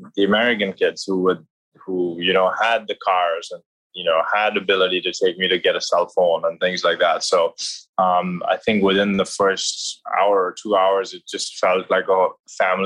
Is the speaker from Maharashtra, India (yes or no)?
yes; Mumbai, Maharashtra, India; moved away as an adult; I grew up in Mumbai, India. I was there right until I came to Trinity